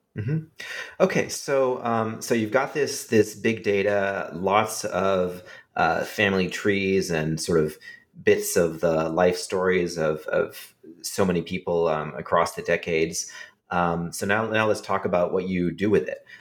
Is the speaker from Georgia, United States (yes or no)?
no; California, United States; I grew up in California with a lot of uh, immigrant um, children in my classes